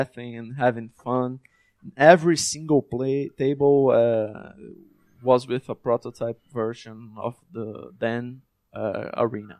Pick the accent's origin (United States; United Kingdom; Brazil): Brazil; my partners and I grew up in Brazil, a struggling country.